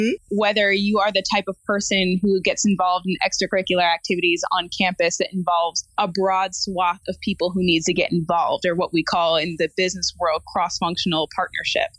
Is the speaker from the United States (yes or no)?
yes; Midwest, United States; now in West Coast, United States; I'm originally from the Midwest